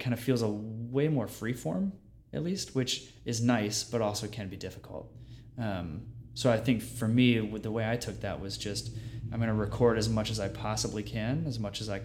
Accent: Virginia, United States; I grew up in Virginia

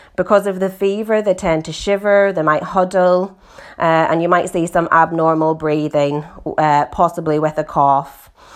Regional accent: Northern Ireland, United Kingdom; now in East Yorkshire, United Kingdom; as you can hear from my accent, I'm originally from Northern Ireland. I grew up on a pig farm there

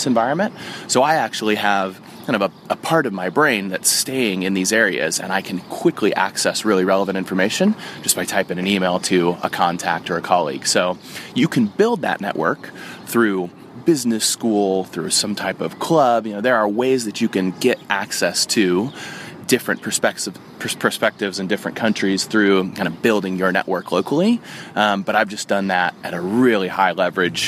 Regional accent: United States; also born or lived in Oxford; the country that I'm from America

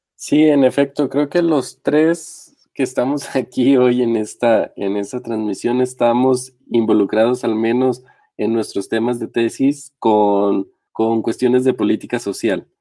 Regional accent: Mexico; el caso mexicano, que es el en el que estamos inmersos

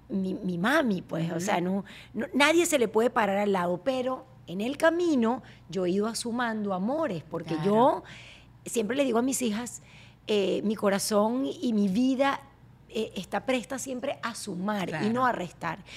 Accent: Venezuela; Tengo mi acento, y a mucho

